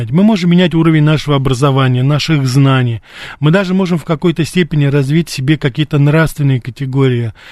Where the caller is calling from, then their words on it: Moscow, Russia; я из Москвы.